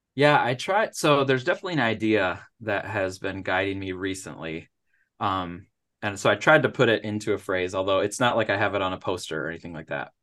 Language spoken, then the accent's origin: English; Upper Peninsula of Michigan, United States; moved away as an adult; now in Missouri, United States; I grew up in the Upper Peninsula of Michigan